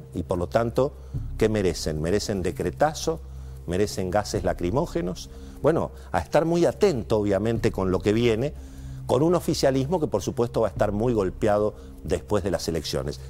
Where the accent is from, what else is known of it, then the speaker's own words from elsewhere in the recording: Argentina; los argentinos lo sabemos de memoria